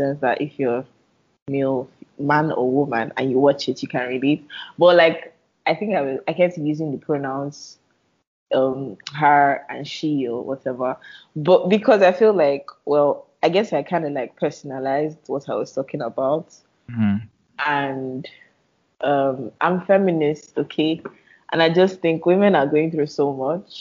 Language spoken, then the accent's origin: English; Nigeria; I'm Nigerian, right? And growing up Nigerian